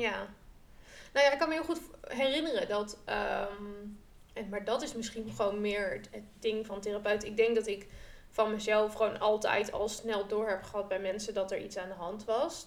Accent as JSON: {"language": "Dutch", "region": "Groningen", "country": "Netherlands", "said": "ik kom uit Groningen"}